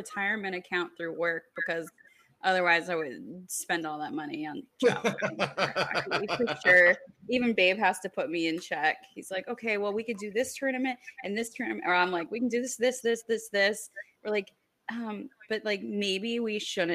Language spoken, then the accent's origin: English; United States; I grew up near Mexico. We would drive into Mexico and go to Puerto Peñasco, aka Rocky Point